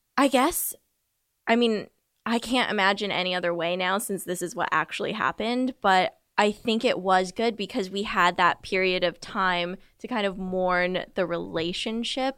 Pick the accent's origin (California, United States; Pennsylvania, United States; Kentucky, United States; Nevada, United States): California, United States; Southern; I grew up in Southern California, about forty miles southeast of L